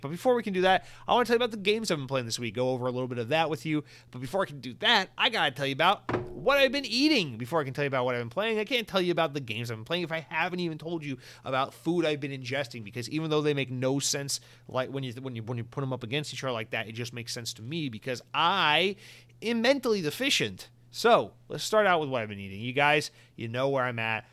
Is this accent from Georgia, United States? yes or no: yes; Atlanta, Georgia, United States; I'm from Atlanta.